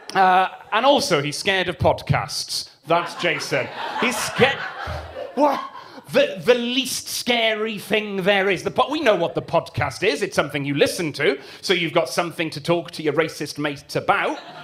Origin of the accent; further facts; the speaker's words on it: Swansea, Wales, United Kingdom; I grew up uh, in Sketty, which is quite a posh part of Swansea